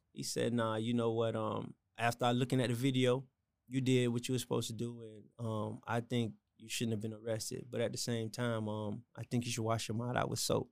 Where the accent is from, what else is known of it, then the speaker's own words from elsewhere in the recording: Miami, Florida, United States; born and raised in Miami